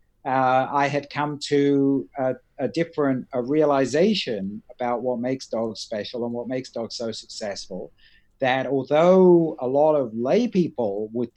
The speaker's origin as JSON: {"language": "English", "town": "Shanklin", "region": "South East England", "country": "United Kingdom", "tie": "born or raised there", "also_born_or_lived": "Ryde / Edinburgh / Australia / Florida", "moved": "yes", "lives_now": "United States", "said": "I grew up mainly in Shanklin"}